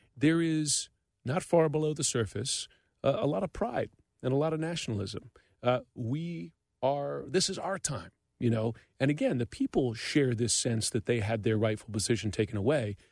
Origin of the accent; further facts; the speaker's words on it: United States; I'm an American